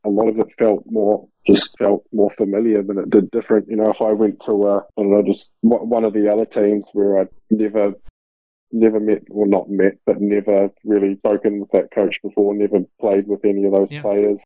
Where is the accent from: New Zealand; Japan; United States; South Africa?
New Zealand; moved away as an adult; now in Melbourne, Australia; I'm a New Zealander